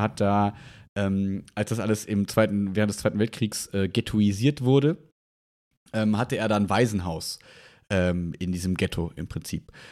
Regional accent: Germany; bei uns in Deutschland

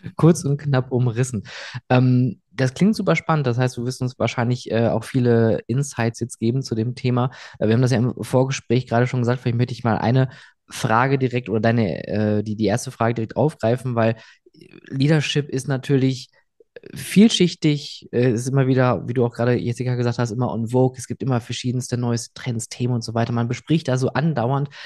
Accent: Rhineland, Germany; moved away; in meine Heimat eher ins äh, Rheinland

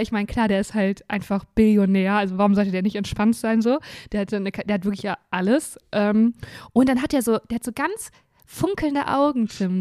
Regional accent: Germany; ich lebe ja in Deutschland und bin Deutsche

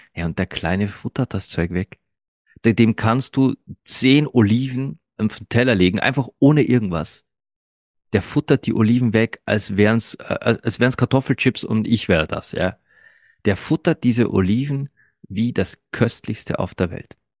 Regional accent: Austria; German is a second language; ich bin kein gebürtiger Österreicher. Nein. Und ich bin auch erst mit drei Jahren nach Österreich gekommen

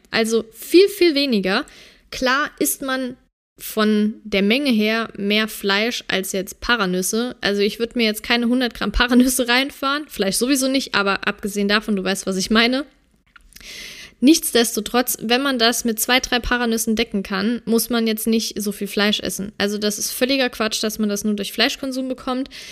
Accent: Germany; bei uns in Deutschland

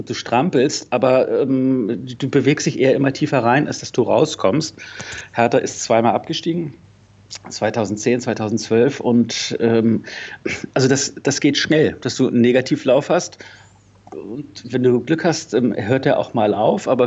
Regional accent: Celle, Lower Saxony, Germany; moved away as an adult; also born or lived in Hamburg; now in Berlin, Germany; Also ich komme nicht aus Berlin, also ich komme eigentlich aus Celle und ich habe dann in Hamburg studiert und bin 1990 nach Berlin gegangen.

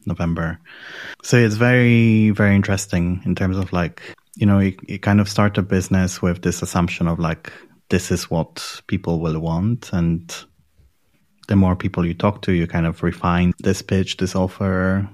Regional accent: Poland; moved away as an adult; also born or lived in London, United Kingdom / Edinburgh, United Kingdom; now in Berlin, Germany; I'm from Poland

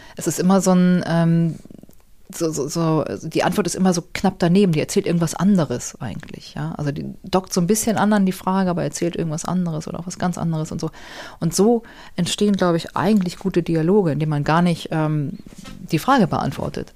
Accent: Hamburg, Germany; Ich bin ja so in Hamburg aufgewachsen

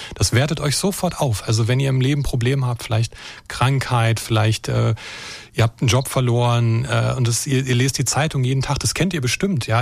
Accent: Brandenburg, Germany; now in Baden-Württemberg, Germany; ich bin äh, in Brandenburg geboren und aufgewachsen

